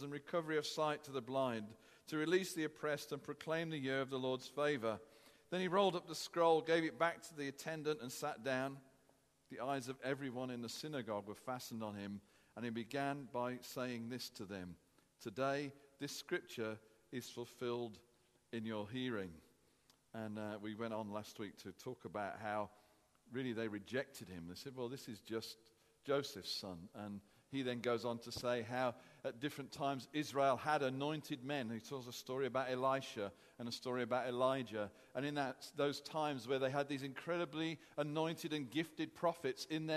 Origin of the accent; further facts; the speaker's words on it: United Kingdom; as British people